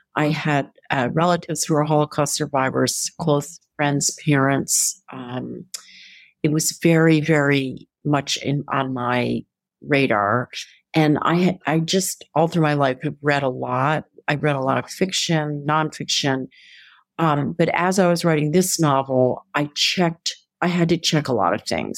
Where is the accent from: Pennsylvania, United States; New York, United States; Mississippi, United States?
Pennsylvania, United States; Philadelphia; Philadelphia is my hometown